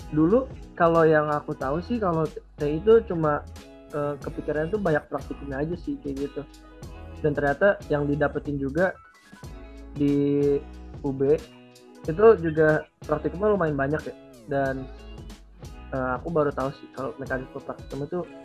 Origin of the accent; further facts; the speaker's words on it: South Tangerang, Banten, Indonesia; Asalku tuh dari Tangerang Selatan atau kalau mau persisnya tuh di Bintaro ya.